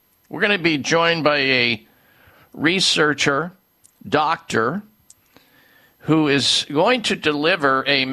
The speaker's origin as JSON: {"language": "English", "region": "Midwest", "country": "United States", "tie": "born or raised there", "said": "growing up in the Midwest"}